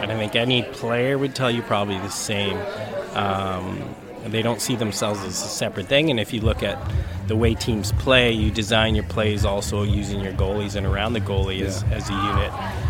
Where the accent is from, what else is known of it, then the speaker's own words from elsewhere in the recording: Edmonton, Alberta, Canada; growing up in Edmonton